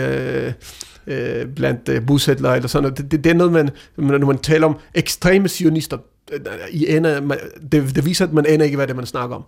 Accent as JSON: {"language": "Danish", "country": "Denmark", "said": "Danmark, øh, vores land, vi anser os selv som danskere"}